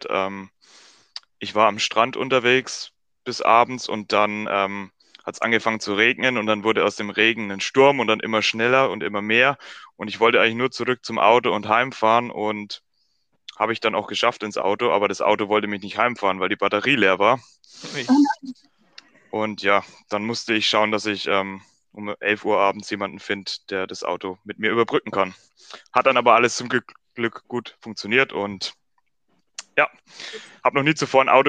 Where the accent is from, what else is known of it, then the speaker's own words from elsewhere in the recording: Germany; accent: German; Aber man hat mich mit meinem deutschen Akzent reden hören.